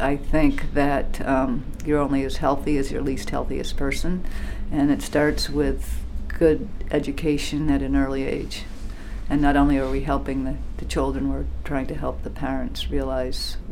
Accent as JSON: {"language": "English", "town": "Cape Elizabeth", "region": "Maine", "country": "United States", "tie": "born or raised there", "said": "my hometown of Cape Elizabeth"}